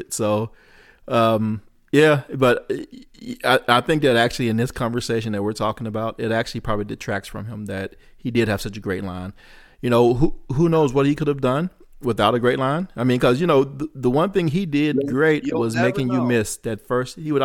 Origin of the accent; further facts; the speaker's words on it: Jackson, Mississippi, United States; I'm from Jackson.